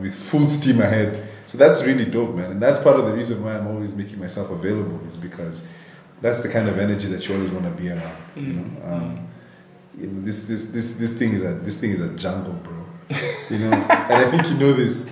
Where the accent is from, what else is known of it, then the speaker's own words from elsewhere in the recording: Nairobi, Kenya; I grew up in Nairobi, born and raised